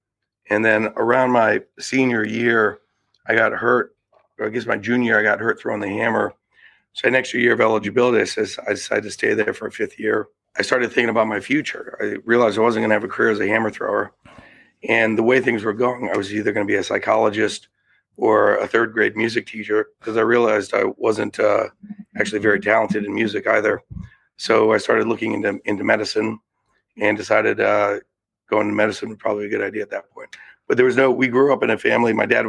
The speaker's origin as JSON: {"language": "English", "region": "Connecticut", "country": "United States", "tie": "born or raised there", "said": "I grew up in Connecticut, and I have one brother"}